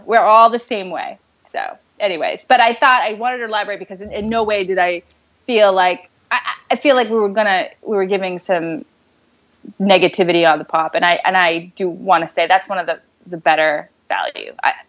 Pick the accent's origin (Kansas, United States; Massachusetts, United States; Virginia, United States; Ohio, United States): Massachusetts, United States; Boston; accent: Boston; maybe it's my Boston accent.